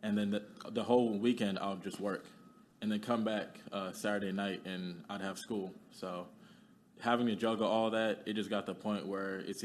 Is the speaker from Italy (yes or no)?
no; Kenya; moved away; I'm from Kenya.